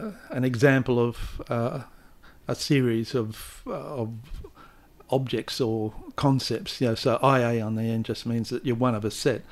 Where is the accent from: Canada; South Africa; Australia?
Australia; Manning, Western Australia; the fact that I was born and bred in Manning, working class boy, English is my only language.